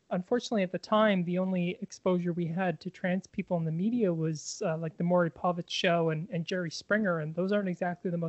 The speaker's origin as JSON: {"language": "English", "town": "Victoria", "region": "British Columbia", "country": "Canada", "tie": "born or raised there", "said": "In Victoria, BC, Canada."}